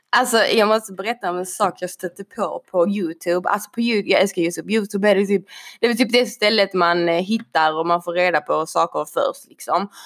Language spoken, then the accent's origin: Swedish; Sweden; jag är ju född i Sverige, vi bor i Sverige